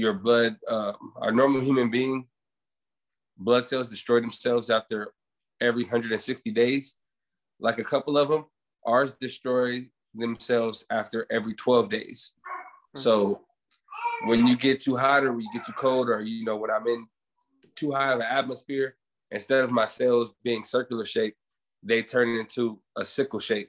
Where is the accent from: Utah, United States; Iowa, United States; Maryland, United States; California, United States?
California, United States; Los Angeles; now in Fontana, United States; I was born and raised in Los Angeles, California. I live in Fontana now